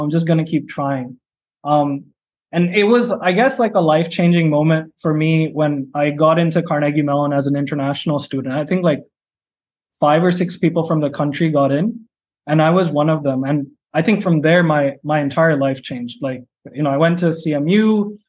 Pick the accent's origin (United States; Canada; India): India; when I was growing up in India